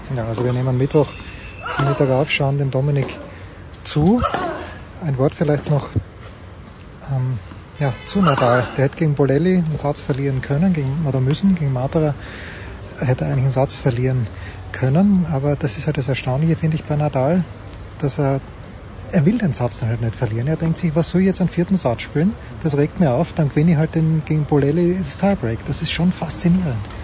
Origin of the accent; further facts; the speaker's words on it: Austria; so sind wir Österreicher